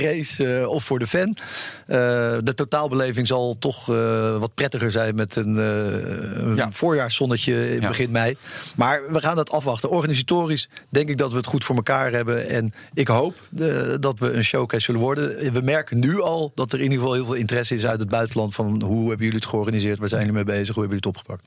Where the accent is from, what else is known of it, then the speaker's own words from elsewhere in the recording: Netherlands; we als Nederlanders